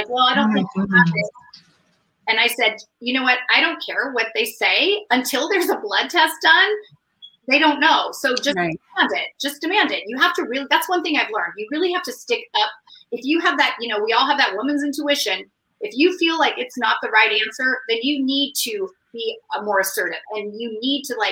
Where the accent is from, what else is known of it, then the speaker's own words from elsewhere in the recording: California, United States; I grew up in California with my sister and my mom and dad